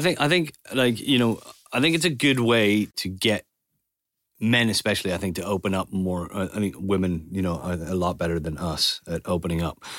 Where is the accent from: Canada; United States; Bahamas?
Canada; also born or lived in Spain; now in England; growing up in Canada